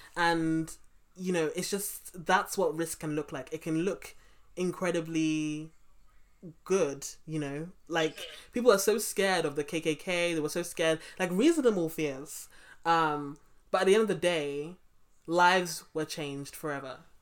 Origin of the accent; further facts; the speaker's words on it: London, United Kingdom; I grew up in Brixton